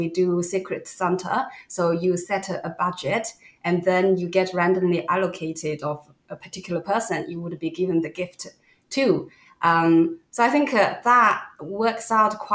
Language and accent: English; China; I'm Chinese, and growing up in China